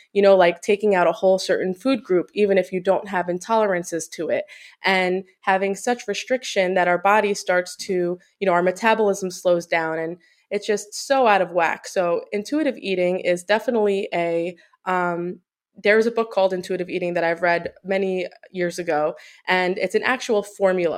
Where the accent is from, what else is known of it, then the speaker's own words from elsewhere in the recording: Long Island, New York, United States; moved away as an adult; also born or lived in New Jersey; now in Florida, United States; we grew up in Long Island